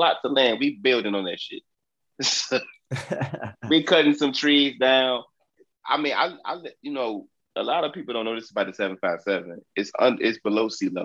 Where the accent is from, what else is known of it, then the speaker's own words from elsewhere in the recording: Southeast Virginia, United States; I'm from Southeast Virginia. I'm an arrogant 757 nigga